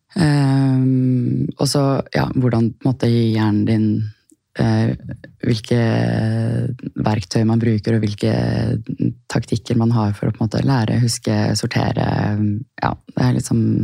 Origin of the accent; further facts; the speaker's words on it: Asker, Akershus, Norway; also born or lived in Chile; lille, trygge Asker, eh, der jeg kommer fra mm. Eh, sønnen min er nå tredje generasjon på den barneskolen som han går på